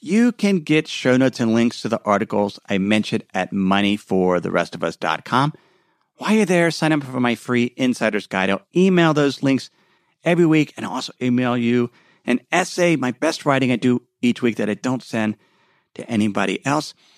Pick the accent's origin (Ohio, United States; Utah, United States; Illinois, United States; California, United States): Ohio, United States; Cincinnati; my hometown of Cincinnati